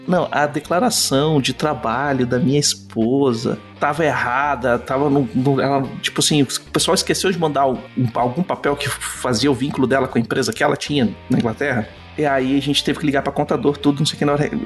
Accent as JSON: {"language": "Portuguese", "country": "Brazil", "also_born_or_lived": "England", "moved": "as an adult", "said": "eu sou brasileiro"}